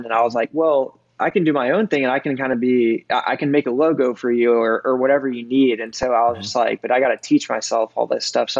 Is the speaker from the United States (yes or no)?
yes; Austin, Texas, United States; also born or lived in Brooklyn, New York; I grew up in Austin starting when I was three